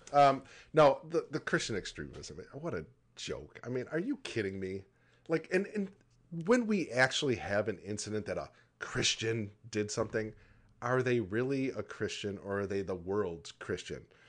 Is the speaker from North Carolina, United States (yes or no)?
no; Michigan, United States; growing up in Michigan